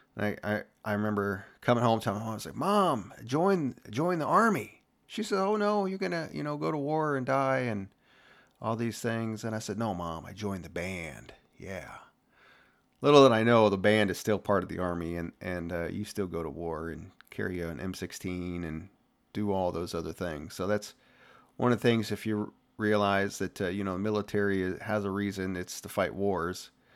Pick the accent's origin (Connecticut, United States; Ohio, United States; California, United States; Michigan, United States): Ohio, United States; moved away as an adult; growing up in Ohio, I was blue-collar kinda guy